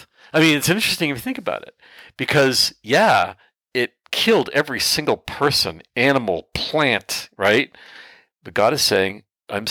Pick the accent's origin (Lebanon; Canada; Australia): Canada; For my fellow Canadians